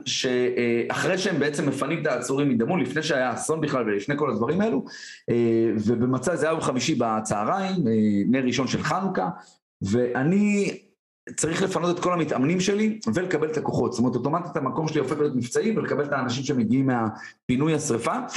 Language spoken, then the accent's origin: Hebrew; Tiberias, Northern District, Israel; גדלתי בשיכון ד' בטבריה